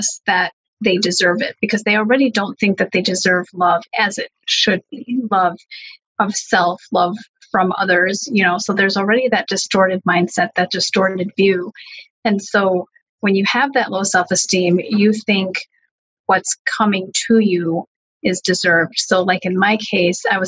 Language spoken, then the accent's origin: English; United States; my parents are Hungarian refugees, as is my brother and sister, and I was born here in the States